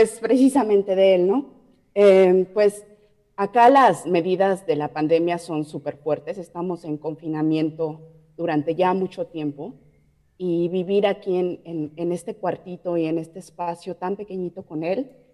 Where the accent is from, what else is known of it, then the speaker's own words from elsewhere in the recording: Mexico City, Mexico; moved away as an adult; also born or lived in Playa del Carmen, Mexico / Quebec, Canada; now in Ontario, Canada; yo de la Ciudad de México